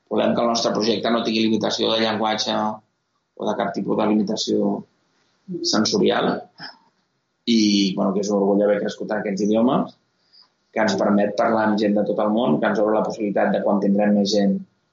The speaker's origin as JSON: {"language": "Catalan", "region": "Catalonia", "country": "Spain", "said": "sóc català, per tant no sóc espanyol."}